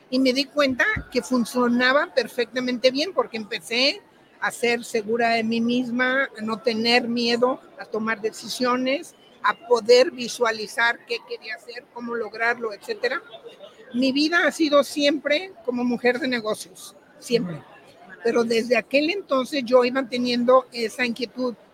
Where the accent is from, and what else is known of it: Mexico; moved away as an adult; now in England, United Kingdom